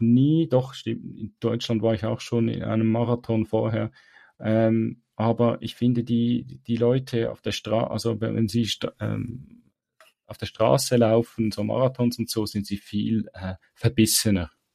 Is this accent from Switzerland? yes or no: yes; Switzerland; für mich als Schweizer